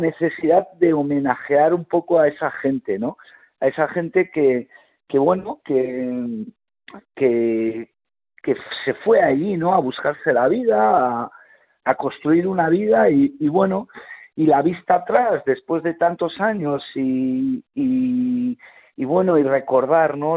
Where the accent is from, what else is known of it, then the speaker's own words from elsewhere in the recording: Mondragón, Basque Country, Spain; nací en Euskadi